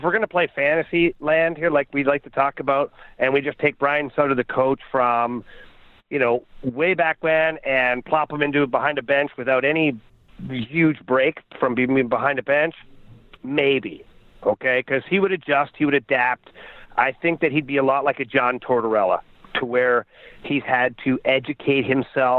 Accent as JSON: {"language": "English", "town": "Ottawa", "region": "Ontario", "country": "Canada", "said": "myself and Jeff Brown as partners because we're both from Ottawa"}